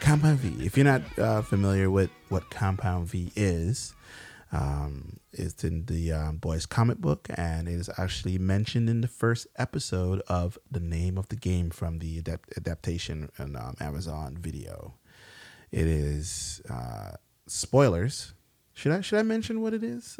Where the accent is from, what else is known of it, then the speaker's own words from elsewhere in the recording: New York, United States; we're from New York